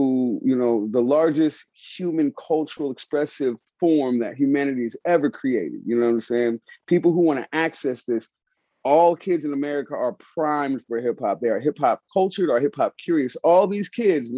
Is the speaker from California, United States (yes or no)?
yes; San Francisco, California, United States; I grew up in San Francisco, Hunters Point